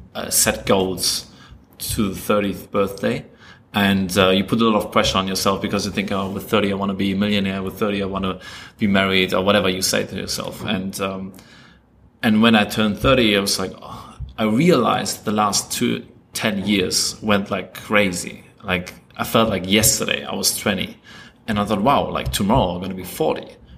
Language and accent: English; Germany; English is a second language; moved away as an adult; also born or lived in Poland; now in Sydney, Australia; I was born in Poland. My family is half Polish, and we moved to Germany when I was 2 years old. So I grew up in Germany until 26, and then I came to Australia